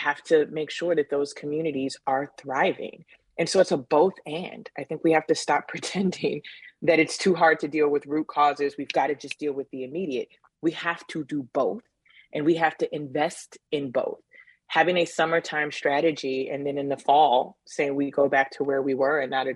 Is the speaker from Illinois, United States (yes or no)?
yes; Chicago, Illinois, United States; a kid growing up in Cabrini